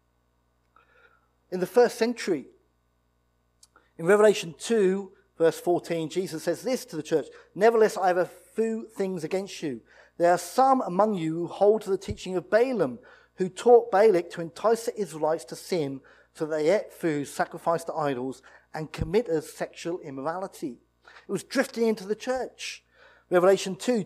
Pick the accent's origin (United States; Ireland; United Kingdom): United Kingdom; We're British, and we're in the church